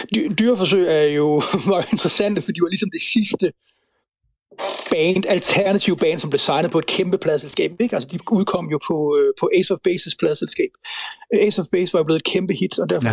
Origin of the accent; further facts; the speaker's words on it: Central Jutland, Central Denmark Region, Denmark; Grænsted, hvor jeg voksede op